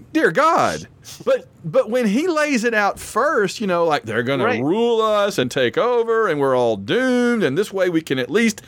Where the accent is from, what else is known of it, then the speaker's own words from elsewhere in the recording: Alabama, United States; I am from Alabama